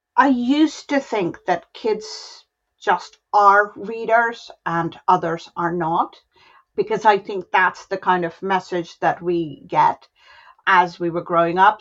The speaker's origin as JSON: {"language": "English", "town": "Varanasi", "region": "Uttar Pradesh", "country": "India", "tie": "born or raised there", "said": "the family is from my hometown, from Varanasi"}